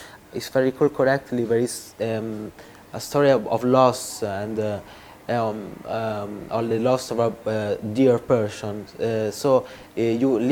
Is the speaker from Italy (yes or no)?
yes; Italy